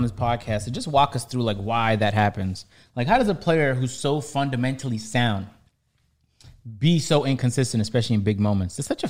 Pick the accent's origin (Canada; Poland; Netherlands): Canada; because I'm Canadian